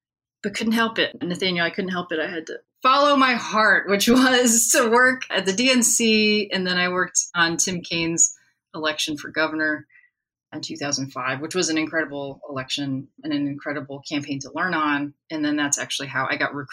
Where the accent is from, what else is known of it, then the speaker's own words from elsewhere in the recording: Washington, District of Columbia, United States; also born or lived in Pittsburgh, Pennsylvania; now in Austin, United States; I live in Austin, Texas. I grew up in Washington, D.C., and I grew up around politics